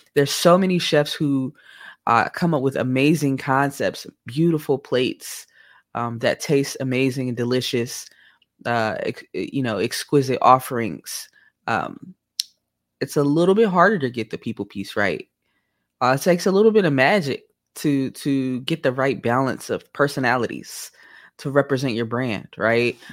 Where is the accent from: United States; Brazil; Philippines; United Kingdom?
United States; Oakland, California; moved away